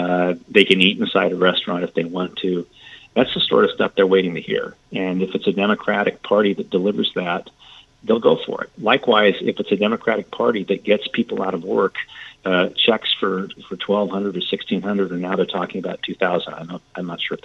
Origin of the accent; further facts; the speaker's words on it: San Joaquin Valley, Central California, United States; I grew up in San Joaquin Valley, which is a very conservative. It's an agricultural belt, if you like, in California, Central California. Very conservative. My parents were, you know, two of 11 whole Democrats in our town of about 10,000 people.